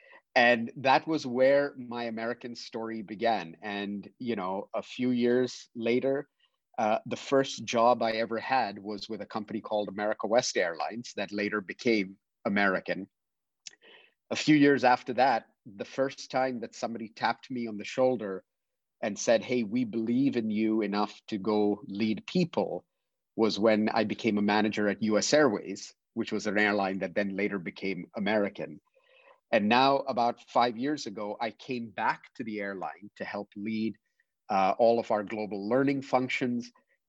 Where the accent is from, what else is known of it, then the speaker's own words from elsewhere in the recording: Dubai, United Arab Emirates; I grew up in Dubai in the United Arab Emirates. My parents had moved there from India many, many decades ago.